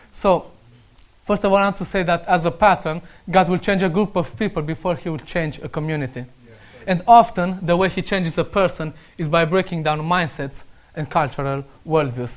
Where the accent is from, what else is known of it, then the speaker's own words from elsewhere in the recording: Romania; English is a second language; moved away; I'm Romanian and I still need to work on my accent.